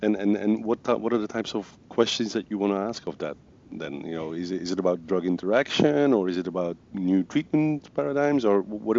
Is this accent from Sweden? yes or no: no; Belgium; first language Dutch; English is a second language; I'm from Belgium, and my mother tongue is Dutch.